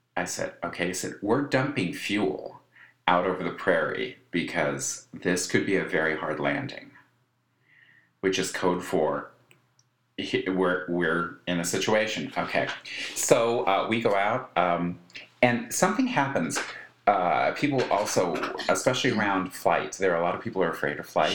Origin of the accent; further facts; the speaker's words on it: Colorado, United States; my growing up in Colorado